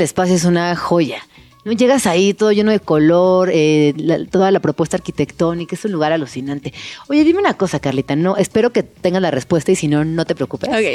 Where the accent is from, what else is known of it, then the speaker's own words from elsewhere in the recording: Mexico; lo que somos los mexicanos